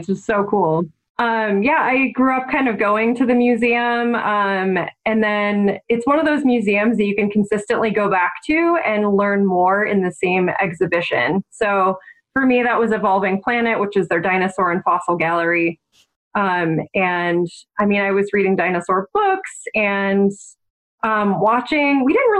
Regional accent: South Bend, Indiana, United States; growing up in South Bend, Indiana

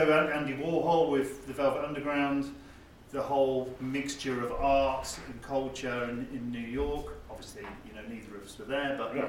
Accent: South Africa; also born or lived in England; now in United Kingdom; I grew up in South Africa and didn't come to the UK until 1977

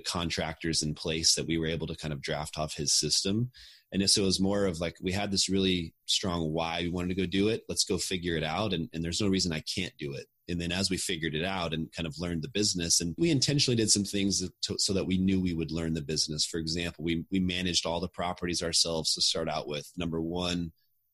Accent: Austin, Texas, United States; moved away as an adult; I grew up in Austin and I always wanted to get back here someday

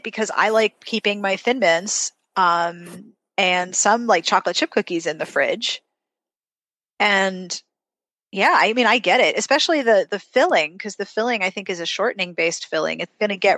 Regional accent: Pittsburgh, Pennsylvania, United States; moved away as an adult; also born or lived in South Carolina; I grew up in Pittsburgh and I went to a women's college in South Carolina

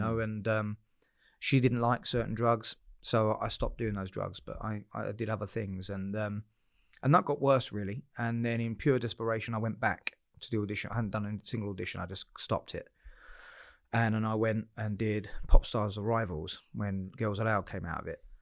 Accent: Southend-on-Sea, East of England, United Kingdom; I'm a South End boy, born and bred

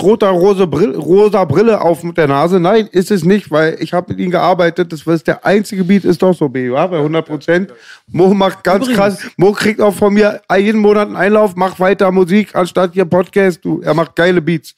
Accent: Germany; first language German; als Deutscher, der mit der Sprache aufgewachsen ist, vom Eltern auch

